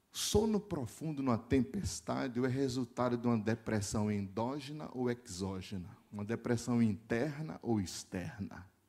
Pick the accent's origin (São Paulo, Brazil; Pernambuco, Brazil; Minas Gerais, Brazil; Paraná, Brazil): Pernambuco, Brazil; Recife; Como nós somos do Nordeste, eu sou de Recife